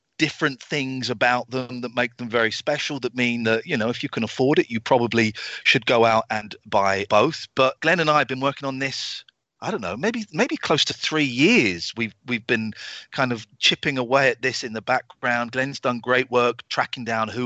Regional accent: England, United Kingdom; I'm English. I'm British.

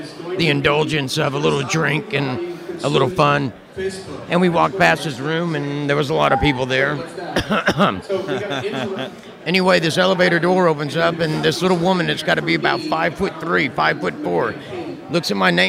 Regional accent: Chattanooga, Tennessee, United States; moved away; I came from Chattanooga, Tennessee

